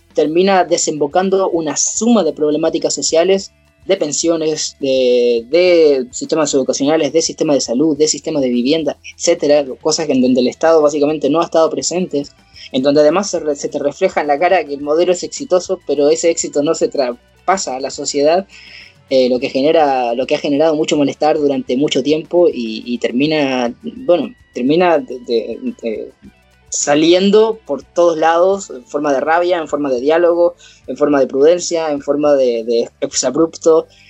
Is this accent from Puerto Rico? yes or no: no; Coyhaique, Aysén, Chile; les hablo aquí desde, la Patagonia, así que es, un agrado saber que, desde mi pueblito aquí en Coyhaique